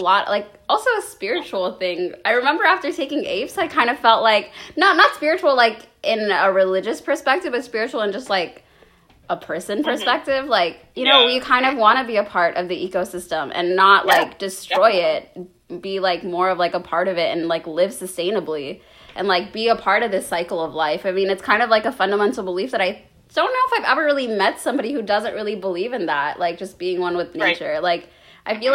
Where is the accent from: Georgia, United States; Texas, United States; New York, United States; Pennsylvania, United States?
Georgia, United States; I grew up in Georgia